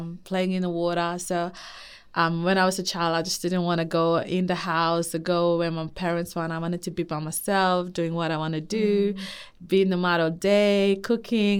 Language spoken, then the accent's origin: English; Papua New Guinea; now in Darwin, Australia; I am from Papua New Guinea. I grew up in the mountains